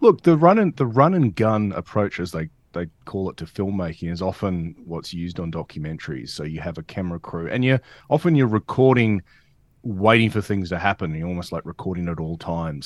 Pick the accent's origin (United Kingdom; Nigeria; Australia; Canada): Australia; Perth, Western Australia; I'm a Perth guy. Growing up in Perth, um, played W A as a junior